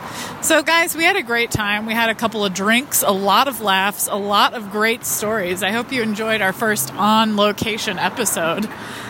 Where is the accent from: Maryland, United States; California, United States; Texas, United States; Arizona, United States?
Texas, United States; Austin; I grew up in Austin.